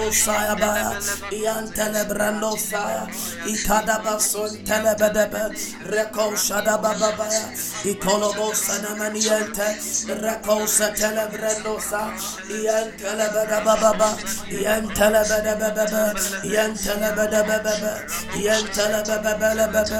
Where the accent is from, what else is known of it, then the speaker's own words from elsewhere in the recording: Ghana; We are coming from Africa. We are coming from West Africa, Ghana precisely.